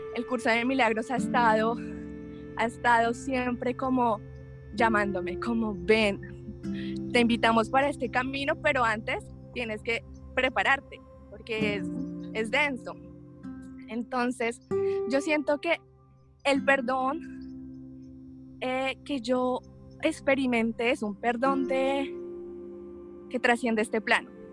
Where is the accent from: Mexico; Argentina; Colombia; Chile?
Colombia; soy abogada, soy colombiana